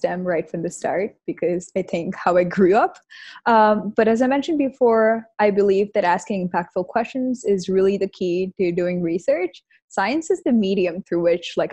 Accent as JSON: {"language": "English", "town": "Kanpur", "region": "Uttar Pradesh", "country": "India", "said": "I'm from Kanpur in India"}